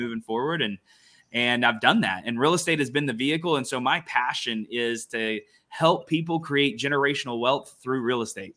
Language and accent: English; Ada, Oklahoma, United States; also born or lived in Norman, Oklahoma; born and raised in Oklahoma, born and raised in Ada, Oklahoma.